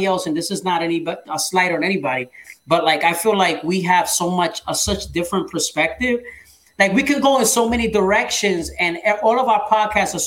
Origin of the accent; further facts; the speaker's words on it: New York City, New York, United States; we both from Brooklyn